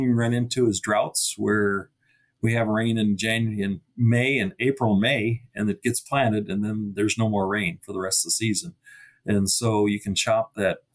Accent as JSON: {"language": "English", "region": "Iowa", "country": "United States", "tie": "born or raised there", "moved": "yes", "lives_now": "North Dakota, United States", "said": "Where I grew up in Iowa, predictability was pretty good"}